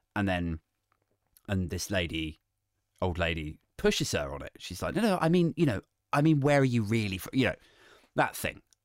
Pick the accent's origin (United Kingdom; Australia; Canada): United Kingdom; the Home Counties, South East England; I'm a white guy from the home county